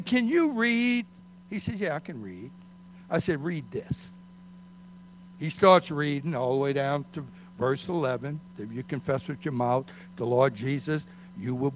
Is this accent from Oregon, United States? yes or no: no; Metairie, Louisiana, United States; we grew up in Metairie